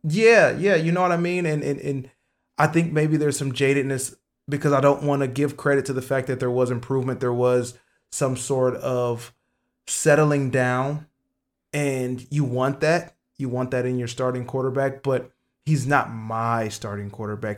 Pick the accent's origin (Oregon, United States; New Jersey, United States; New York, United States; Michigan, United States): Michigan, United States; my home state